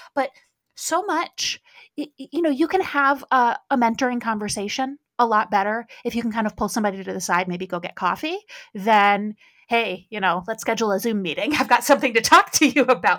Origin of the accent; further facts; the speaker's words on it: Midwest, United States; I grew up in the Midwest